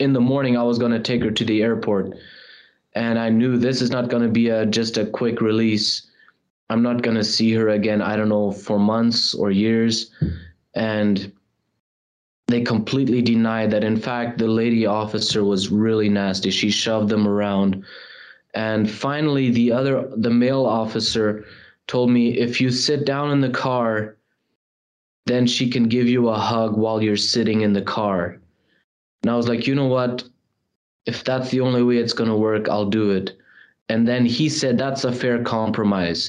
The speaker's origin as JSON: {"language": "English", "country": "Germany", "tie": "born or raised there", "moved": "yes", "lives_now": "Canada", "said": "my mom, all of us, we're originally from Europe, from Germany. That's where I was born. We moved to Canada"}